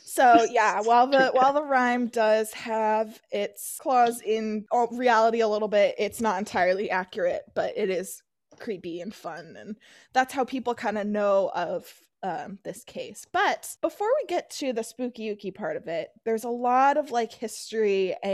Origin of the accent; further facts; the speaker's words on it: Massachusetts, United States; as I grew up in Massachusetts, it's always been a source of fascination for me.